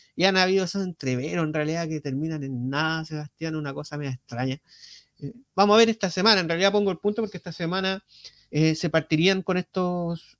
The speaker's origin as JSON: {"language": "Spanish", "country": "Chile"}